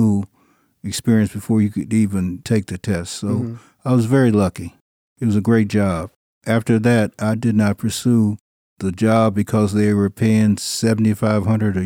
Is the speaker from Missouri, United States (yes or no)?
yes; Columbia, Missouri, United States; Originally, I'm from Columbia, Missouri